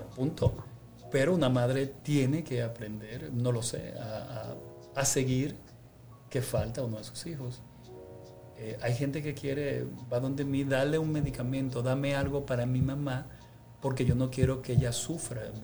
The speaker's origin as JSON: {"language": "Spanish", "country": "Dominican Republic", "said": "nosotros a veces como dominicanos"}